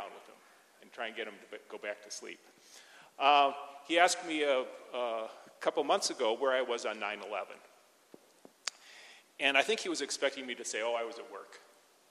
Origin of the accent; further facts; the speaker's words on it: Wisconsin, United States; also born or lived in Lansing, Michigan; I grew up in Wisconsin.